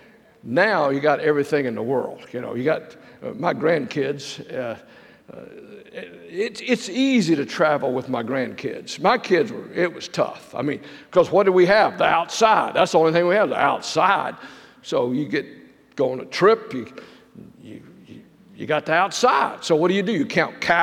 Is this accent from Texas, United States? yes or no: yes; Texas, United States; I'm a Texan